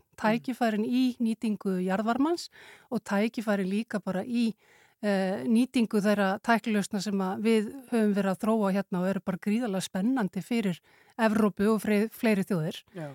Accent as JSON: {"language": "Icelandic", "country": "Iceland", "said": "Við erum náttúrulega Íslendingar"}